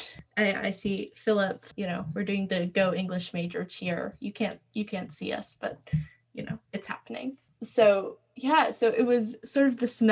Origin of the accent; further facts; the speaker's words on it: Maryland, United States; I was born in Maryland. I grew up on a family farm